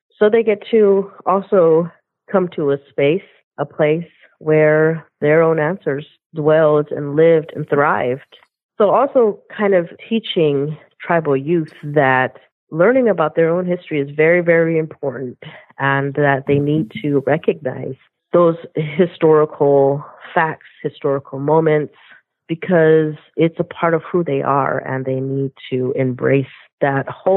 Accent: Southern Arizona, United States; I'm from Southern Arizona. I am a member of the Thonautum Nation, which is a local tribe here in Southern Arizona

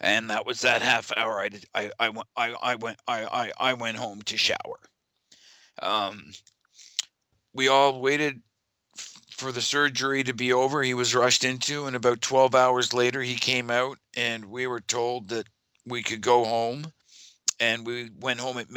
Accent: Ontario, Canada; from Ontario.

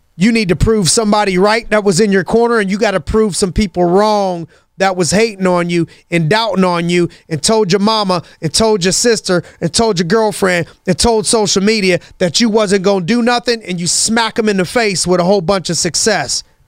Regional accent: Youngstown, Ohio, United States; as a kid growing up in Youngstown, Ohio

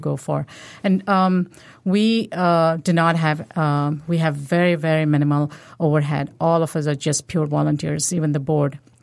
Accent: India; now in United States; I'm from India, um, originally.

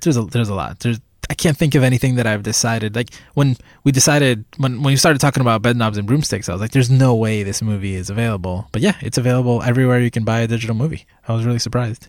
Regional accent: Puerto Rico; moved away; I was born in Puerto Rico, and that was basically my childhood.

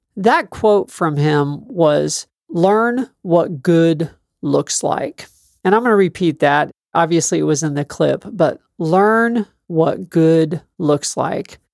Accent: South Texas, United States; This is only the third time it's snowed in my hometown since I've been alive

